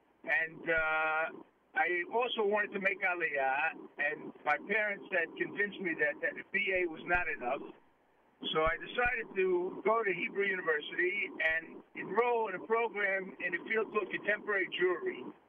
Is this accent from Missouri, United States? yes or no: no; New York City, New York, United States; moved away; growing up in Brooklyn, and was actually to be the first Orthodox Jew to play in the NBA.